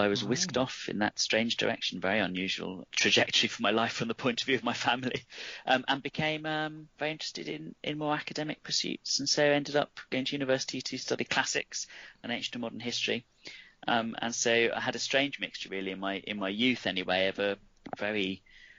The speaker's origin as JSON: {"language": "English", "town": "Nuneaton", "region": "West Midlands", "country": "United Kingdom", "tie": "born or raised there", "said": "I'm from Nuneaton, which is a small town in the Midlands"}